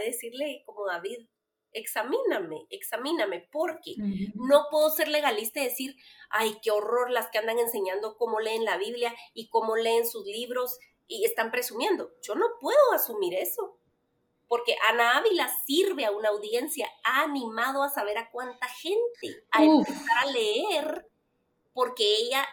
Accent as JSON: {"language": "Spanish", "country": "Guatemala", "said": "Soy una mamá en mis cuarentas, guatemalteca, esposa y mamá de cuatro adolescentes"}